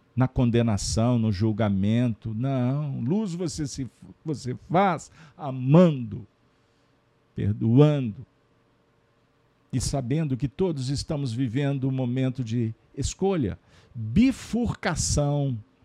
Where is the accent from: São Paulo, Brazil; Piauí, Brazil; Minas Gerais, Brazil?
Minas Gerais, Brazil; como bons mineiros, que fazemos parte de uma nação brasileira